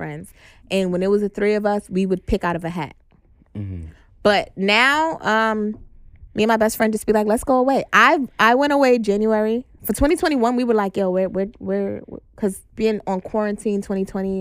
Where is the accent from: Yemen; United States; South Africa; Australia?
United States; New York City, New York; also born or lived in Atlanta; I'm from Brooklyn, my whole life I just did everything in Manhattan